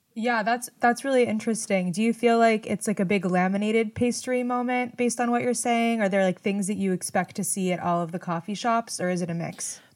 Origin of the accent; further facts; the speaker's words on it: Los Angeles, California, United States; I grew up in Los Angeles